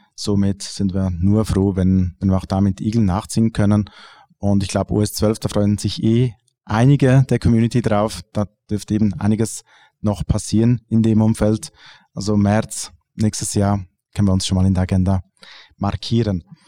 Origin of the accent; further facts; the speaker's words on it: Switzerland; bei uns in der Schweiz